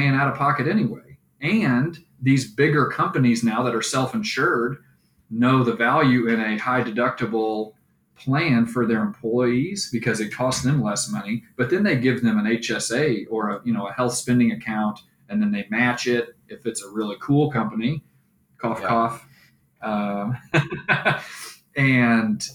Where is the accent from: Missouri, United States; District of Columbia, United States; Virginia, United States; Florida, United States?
Missouri, United States; St. Louis; moved away as an adult; also born or lived in Texas; we're both from the St. Louis area